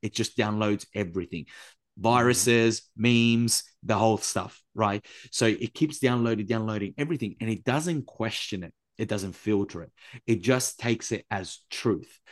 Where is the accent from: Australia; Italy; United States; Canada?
Italy; I was raised in Italy by a grandma who lived through World War Two